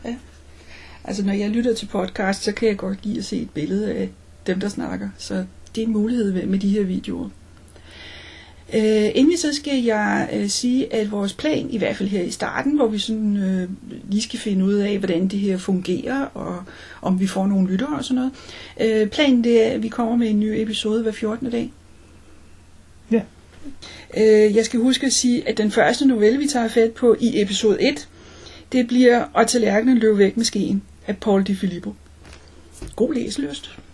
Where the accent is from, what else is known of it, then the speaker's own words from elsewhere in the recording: Denmark; der er vi begge to danskere